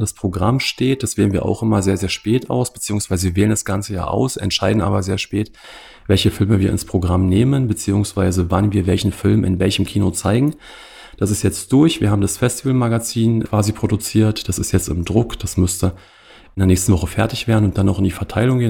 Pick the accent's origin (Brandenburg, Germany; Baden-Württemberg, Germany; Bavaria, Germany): Brandenburg, Germany; Cottbus; also born or lived in Potsdam; Ich komme klassischerweise aus Cottbus